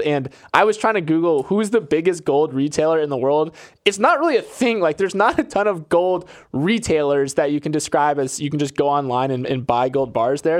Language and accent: English; Florida, United States; I'm from Florida, and Publix is my retailer of choice